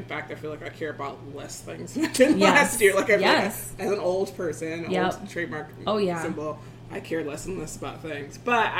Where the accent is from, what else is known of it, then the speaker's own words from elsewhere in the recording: Decatur, Georgia, United States; moved away; Decatur, Georgia, which is my hometown.